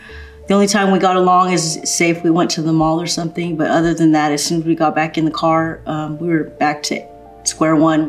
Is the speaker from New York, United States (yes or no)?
no; Los Angeles, California, United States; also born or lived in Glendale, California; I was born in Glendale, California. I actually grew up in a pretty good neighborhood. I lived in Eagle Rock, in the hills of Eagle Rock.